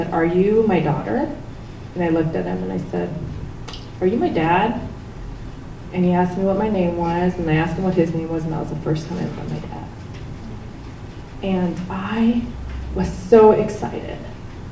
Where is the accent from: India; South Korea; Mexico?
South Korea; now in United States; I was born in Korea, and my dad, when I was 2.5, left for the United States for a better life.